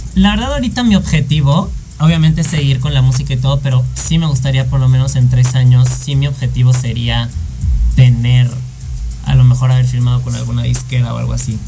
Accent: Mexico; also born or lived in France; extraño mucho mi país y yo la quiero armar en mi país, que sé, que amo y que sé cómo funciona

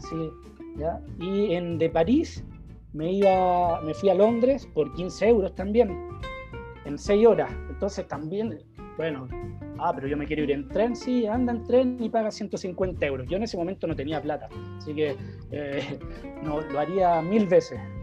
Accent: Viña del Mar, Valparaíso, Chile; moved away as an adult; now in France; soy de Viña, no sé si atreverme a decirme, a llamarme citadino

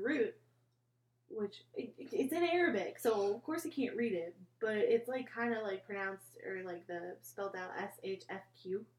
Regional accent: Indiana, United States; I am from Indiana

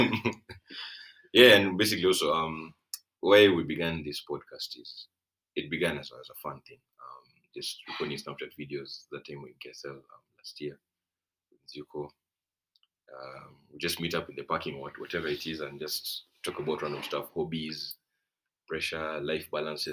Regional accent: Uganda; moved away as an adult; now in Kenya; I grew up in Uganda, but came back to Kenya a few years ago. So I'm sort of a dual citizen

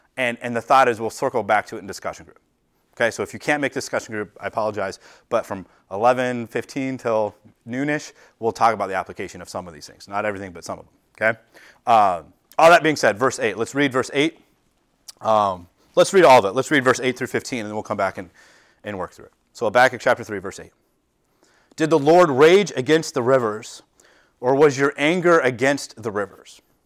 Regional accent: United States; we as American culture, we as a American church

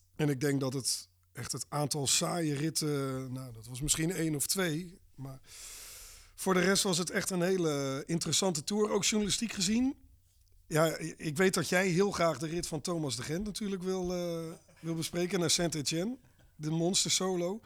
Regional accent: Abbenbroek, South Holland, Netherlands; ik ben opgegroeid in Abbenbroek

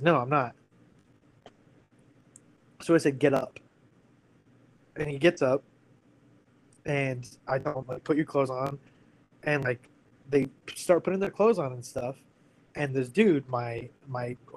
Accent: United States; moved away as an adult; also born or lived in California / Washington; I grew up in California and Washington

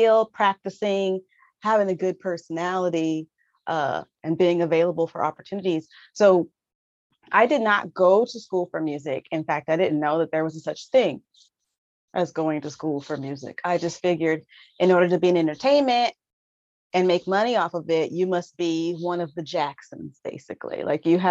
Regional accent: Southern California, United States; I am from Southern California. So I've only ever lived about 2 hours away from

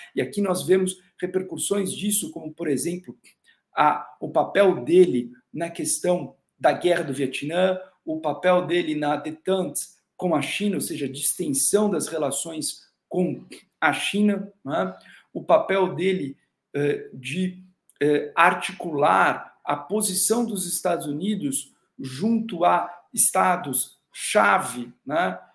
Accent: Brazil; nós, sendo brasileiros

